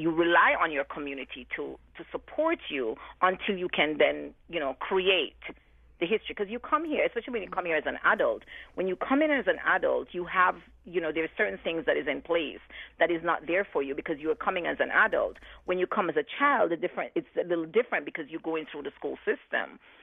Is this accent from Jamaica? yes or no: yes; Jamaica; now in New Haven, United States; for me in New Haven, before I'm known as a Jamaican